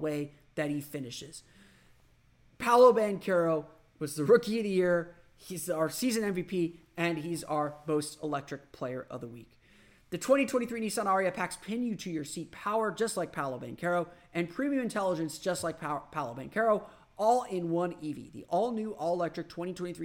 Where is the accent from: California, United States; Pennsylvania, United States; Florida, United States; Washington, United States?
Florida, United States; Orlando; my hometown